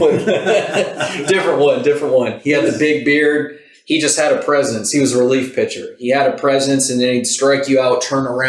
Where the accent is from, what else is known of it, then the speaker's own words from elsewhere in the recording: Merced, California, United States; I was born in Merced, California.